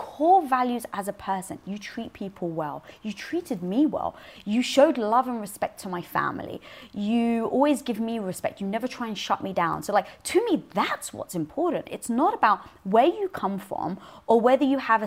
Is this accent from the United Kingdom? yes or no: yes; London, United Kingdom; born or raised there